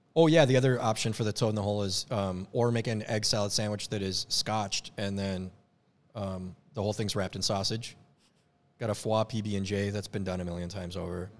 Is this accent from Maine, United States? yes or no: no; Minnesota, United States; moved away; I'm from Minnesota